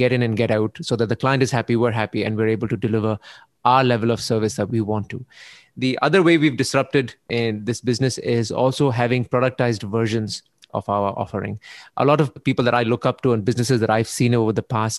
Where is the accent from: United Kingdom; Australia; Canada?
Canada; So growing up in Canada, I learned I understood what it means to be responsible